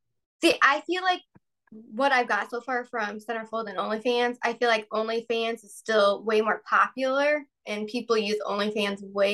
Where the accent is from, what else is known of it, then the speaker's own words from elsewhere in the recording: South Bend, Indiana, United States; I have to be. I live right here. Yeah.